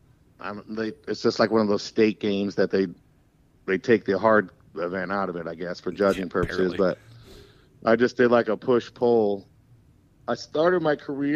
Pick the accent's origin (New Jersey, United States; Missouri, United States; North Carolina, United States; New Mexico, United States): Missouri, United States; St. Louis; I grew up North County, St. Louis